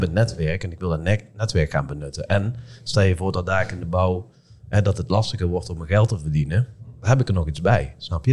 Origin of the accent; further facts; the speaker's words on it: Eindhoven, North Brabant, Netherlands; accent: soft G; now in Son, Netherlands; ik heb een zachte G, ik kom hier uit Eindhoven